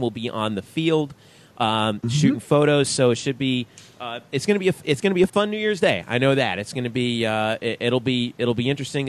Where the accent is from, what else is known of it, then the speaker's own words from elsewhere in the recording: South Florida, United States; also born or lived in Georgia; I'm from South Florida